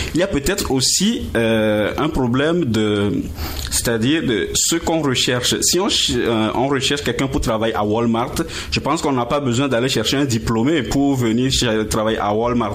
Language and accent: French; Togo; moved away as an adult; also born or lived in Strasbourg, France / Montreal, Canada; now in Gatineau, Canada; J'ai quitté euh, le Togo pour faire mon, mon doctorat en France